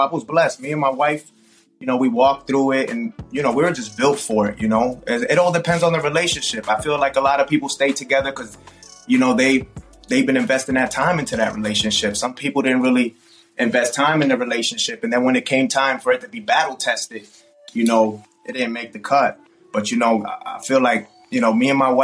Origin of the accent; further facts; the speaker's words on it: South Florida, United States; growing up in South Florida, we grew up with Miami bass